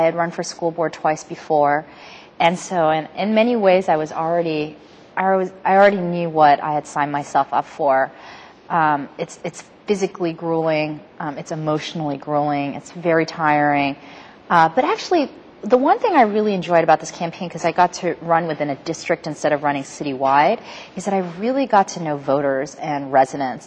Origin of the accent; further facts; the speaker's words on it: New York City, New York, United States; moved away as an adult; also born or lived in Stanford, California; now in San Francisco, United States; I grew up in New York City, born to my parents who had immigrated here to the U.S.